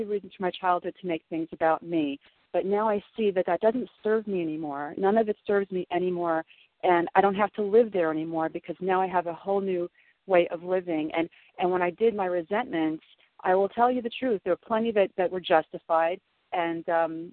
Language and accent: English; Southern Illinois, United States; I grew up in Southern Illinois in the Midwest and Bible Belt